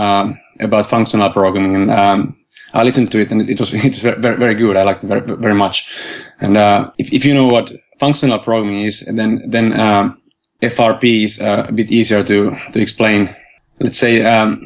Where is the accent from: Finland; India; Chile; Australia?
Finland; Helsinki, Uusimaa; I'm from Finland, Helsinki, and I'm a software developer